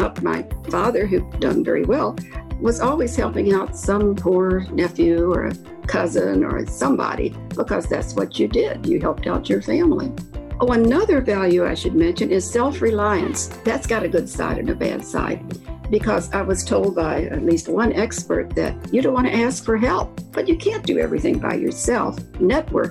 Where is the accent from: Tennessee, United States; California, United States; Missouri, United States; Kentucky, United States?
Kentucky, United States; Louisville; accent: Kentucky; moved away; also born or lived in France; I count Kentucky as my home. I grew up in Louisville